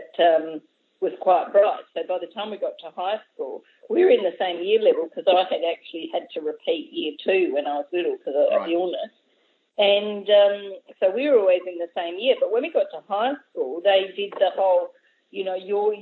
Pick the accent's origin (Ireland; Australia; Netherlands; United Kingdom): Australia; Adelaide, South Australia; I grew up in around the northeastern suburbs of Adelaide